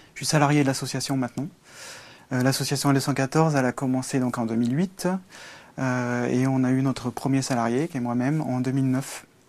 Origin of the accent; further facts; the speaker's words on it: Velay, Haute-Loire, Auvergne-Rhône-Alpes, France; je suis euh, un campagnard. je suis né en Auvergne, ou puis en Velay, dans le 43.